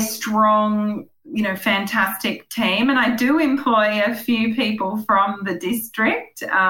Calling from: Dulacca, Queensland, Australia; I'm calling you from Dulacca in Western Queensland

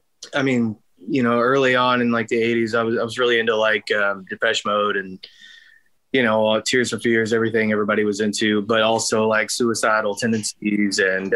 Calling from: Longview, Texas, United States; I'm home in Longview, Texas.

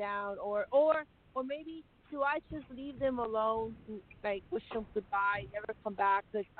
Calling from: Texas, United States

